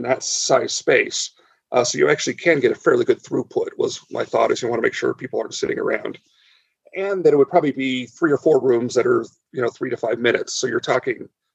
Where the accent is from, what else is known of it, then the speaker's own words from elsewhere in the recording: Southern California, United States; I grew up in Southern California